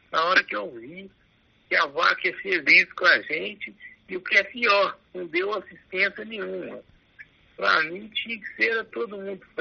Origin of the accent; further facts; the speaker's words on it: Minas Gerais, Brazil; eu, como bom mineiro